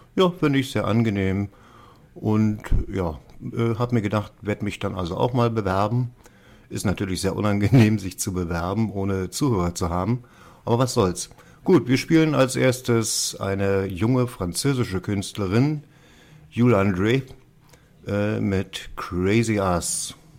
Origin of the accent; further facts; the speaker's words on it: Berlin, Germany; Ich komme aus Berlin, bin berufstätig, arbeite in einem Hotel